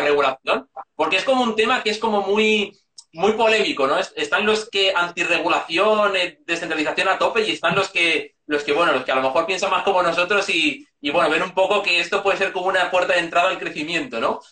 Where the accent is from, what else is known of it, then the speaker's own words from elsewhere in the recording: Segovia, Castile and León, Spain; moved away; also born or lived in Madrid; soy de Segovia, pero llevaba 10 años viviendo en Madrid por estudios